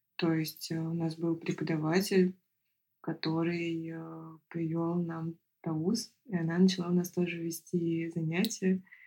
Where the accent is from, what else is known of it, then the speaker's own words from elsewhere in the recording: Moscow, Russia; я художник из Москвы